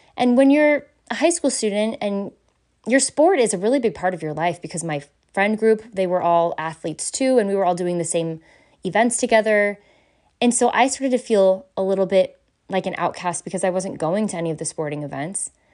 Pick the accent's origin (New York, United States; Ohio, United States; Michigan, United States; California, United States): California, United States; Southern; I grew up in Southern California